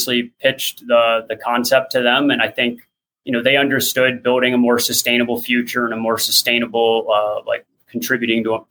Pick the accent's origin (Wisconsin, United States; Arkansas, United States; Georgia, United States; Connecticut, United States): Georgia, United States; I'm born and raised in Georgia